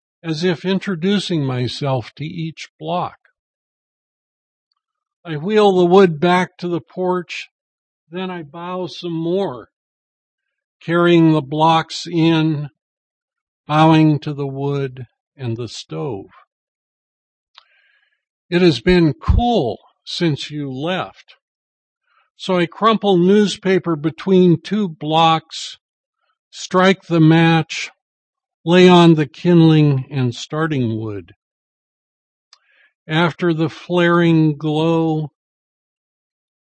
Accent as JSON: {"language": "English", "town": "Mount Vernon", "region": "Washington", "country": "United States", "tie": "born or raised there", "also_born_or_lived": "Alaska", "moved": "yes", "said": "I grew up in Mount Vernon"}